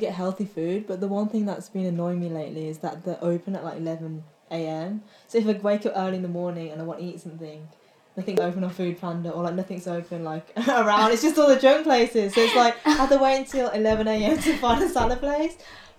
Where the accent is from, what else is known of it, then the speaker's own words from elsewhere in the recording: Birmingham, West Midlands, United Kingdom; moved away; also born or lived in London; Oh, wow, I'm actually from Birmingham, but let's just say London.